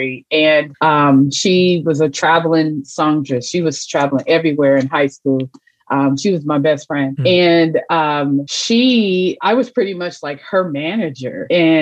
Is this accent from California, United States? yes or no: yes; Los Angeles, California, United States; moved away as an adult; now in Midwest, United States; I'm a transplant from Los Angeles, California. I'm here in the Midwest now. I've been here for about 20 plus years